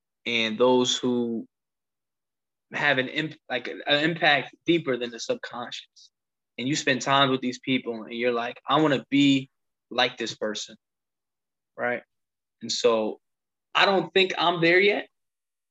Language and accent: English; New Jersey, United States; moved away; also born or lived in Missouri; So I grew up in New Jersey, and all of those impacts and all the people that I lived with, even when I moved to Missouri, I still had a New Jersey type of way of thinking and way that I moved and the way that I talked, right? And so I've been back in Jersey for almost a year